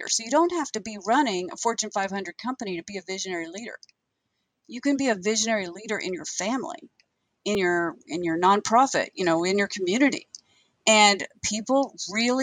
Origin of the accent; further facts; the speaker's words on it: Western Oklahoma, United States; growing up in Western Oklahoma